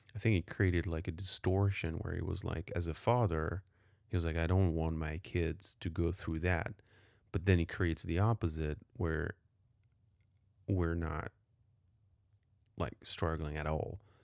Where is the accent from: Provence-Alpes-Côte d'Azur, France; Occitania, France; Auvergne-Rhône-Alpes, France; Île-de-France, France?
Île-de-France, France; Paris; moved away; I was definitely privileged growing up downtown Paris